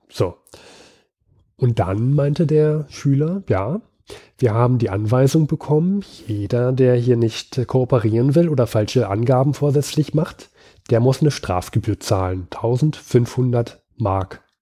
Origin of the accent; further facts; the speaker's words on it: Switzerland; Ja, ähm, ist ja, kann ich, kann mir ja eigentlich als Schweizer auch egal sein.